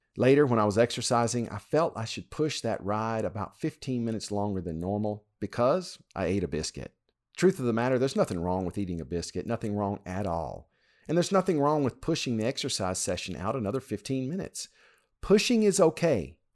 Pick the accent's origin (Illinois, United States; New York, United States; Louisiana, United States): Louisiana, United States; When I was growing up in Louisiana